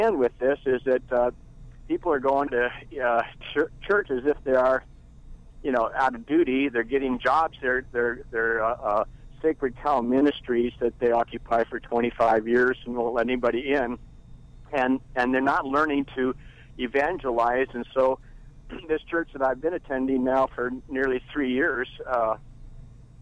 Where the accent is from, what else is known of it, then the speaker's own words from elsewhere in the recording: Bay Area, California, United States; I grew up in the Bay Area, grew up in a real large church